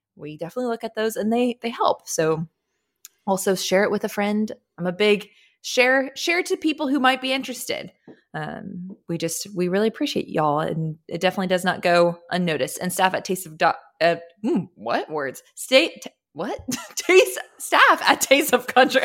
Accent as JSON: {"language": "English", "town": "Austin", "region": "Texas", "country": "United States", "tie": "born or raised there", "said": "growing up in Austin, Texas"}